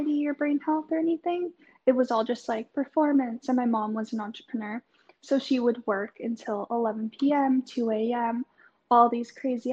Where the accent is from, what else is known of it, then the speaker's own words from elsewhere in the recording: Canada; now in Melbourne, Australia; I'm currently living in Melbourne, but I'm from Canada.